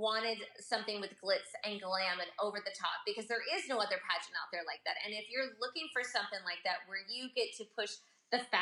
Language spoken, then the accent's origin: English; United States; moved away as an adult; also born or lived in Japan; now in Sicily, Italy; as an American woman overseas